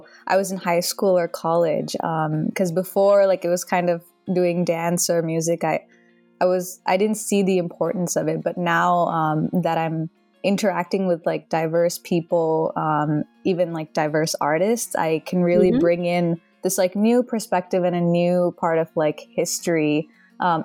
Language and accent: English; Dallas, Texas, United States; also born or lived in India; I was born in India, but I grew up mostly in Dallas, Texas.